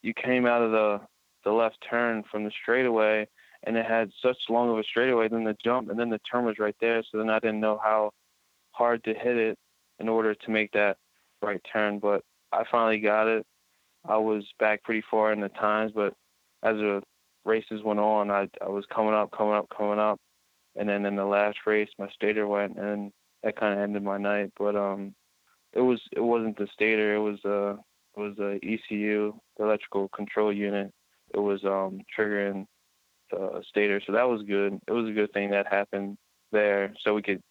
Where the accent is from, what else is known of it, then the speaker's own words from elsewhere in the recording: Pennsylvania, United States; I'm from Pennsylvania, so I'm kind of used to it